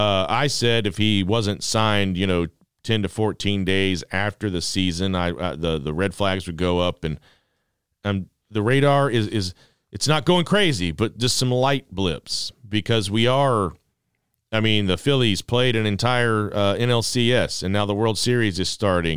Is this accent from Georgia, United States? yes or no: yes; Social Circle, Georgia, United States; also born or lived in Atlanta; I was born in Atlanta. I'm as Atlanta as it gets. You know, born there, lived there for a little bit as a tiny tot, then moved on to social circle and other parts unknown.